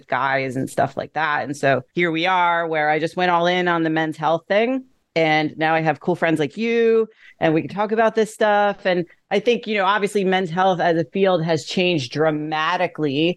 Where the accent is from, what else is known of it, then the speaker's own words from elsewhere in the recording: Greenwich, Connecticut, United States; I started training at a commercial gym in my hometown of Greenwich, Connecticut